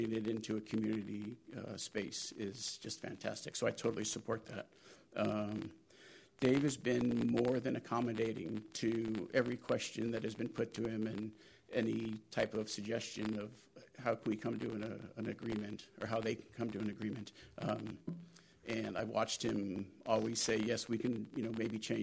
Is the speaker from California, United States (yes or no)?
yes; Bolinas, California, United States; We were both children growing up in Bolinas